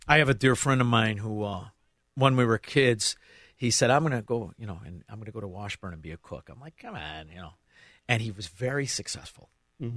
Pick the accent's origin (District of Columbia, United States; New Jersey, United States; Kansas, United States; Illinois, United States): Illinois, United States; Melrose Park; also born or lived in Southwest Florida; now in Elmwood Park, United States; I'm from Melrose Park, but I live in Elmwood Park